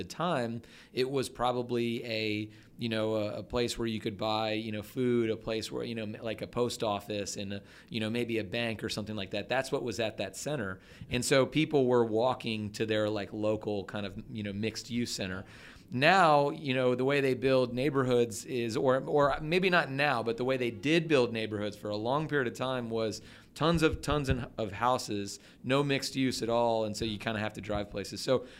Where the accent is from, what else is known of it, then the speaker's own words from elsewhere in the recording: Atlanta, Georgia, United States; my parents still live in the same house I grew up in Dunwoody. And so, yeah, I grew up in Atlanta, and that's like a rarity